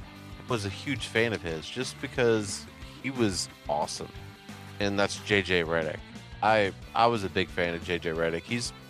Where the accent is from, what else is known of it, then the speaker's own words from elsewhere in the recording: Atlanta, Georgia, United States; Growing up in Atlanta